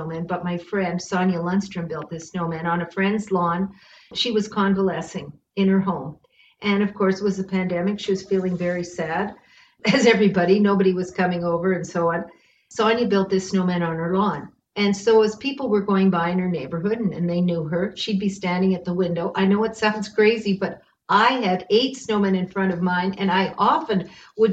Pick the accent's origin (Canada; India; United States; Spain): Canada; Bracebridge, Ontario; now in Winnipeg, Canada; I'm from Ontario. I'm from Muskoka, and I came from a very friendly, wonderful community there called Bracebridge